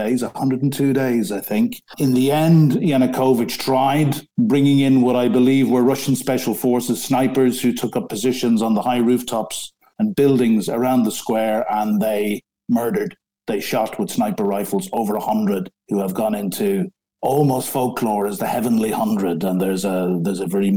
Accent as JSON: {"language": "English", "country": "Ireland", "also_born_or_lived": "Ukraine", "moved": "as an adult", "lives_now": "London, United Kingdom", "said": "I'm an Irishman, but I've lived in this great country for 34 years"}